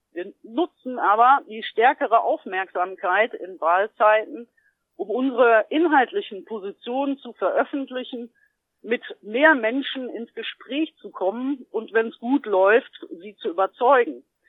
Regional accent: GDR, East Germany, Germany; Ich bin ja ein Kind der DDR und zur Wende war ich zwölf Jahre alt

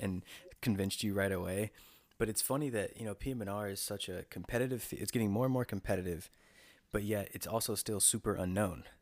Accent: North Carolina, United States; I'm from North Carolina, and I uh, I went to NC State, so I was like at, I was near home

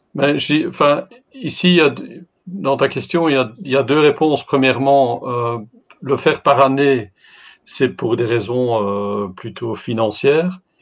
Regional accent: Belgium; je, je, participe de la Belgique

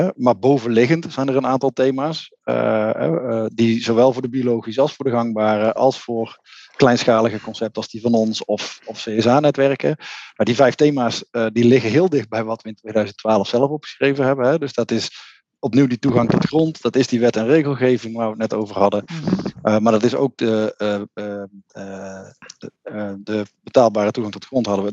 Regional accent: North Brabant, Netherlands; Ik kom uit Brabant

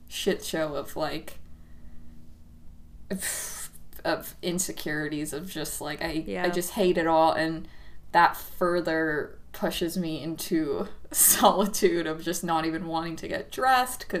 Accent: Southern California, United States; I'm from Southern California, so it was always really fucking hot

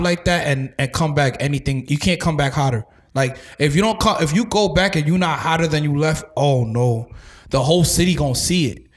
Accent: New York City, New York, United States; I'm from Staten Island

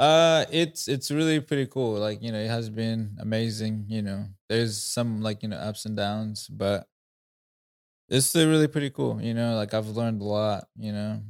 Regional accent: Rwanda; first language Kinyarwanda; English is a second language; moved away as an adult; now in United States; I'm from Rwanda, East Africa. Um, I've been in the U S for now nine years.

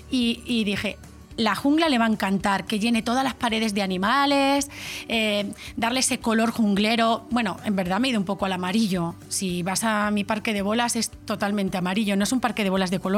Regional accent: Extremadura, Spain; porque soy extremeña y pues yo qué sé, pues me gustaría llevar a veces, pues tenemos nuestras

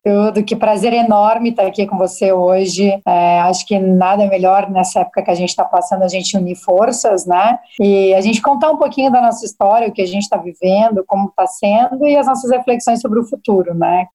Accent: Maringá, Paraná, Brazil; also born or lived in United States; now in Curitiba, Brazil; Eu sou do sul, sou do interior do, do Paraná, eu venho de Maringá

